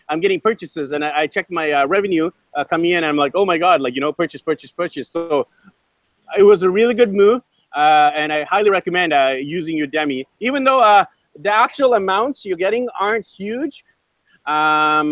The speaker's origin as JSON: {"language": "English", "town": "Vancouver", "region": "British Columbia", "country": "Canada", "said": "we're actually buddies from Vancouver, BC, Canada"}